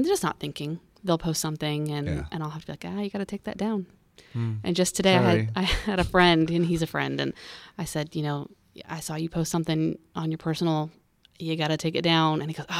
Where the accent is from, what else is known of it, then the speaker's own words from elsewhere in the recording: Indiana, United States; I am from Indiana.